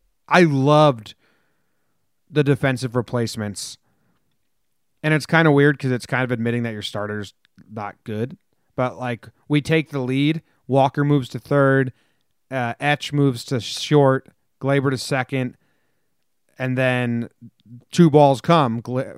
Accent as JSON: {"language": "English", "country": "Denmark", "second_language": "English", "said": "I don't really like football. American football. I'm from Denmark. I don't like that stuff."}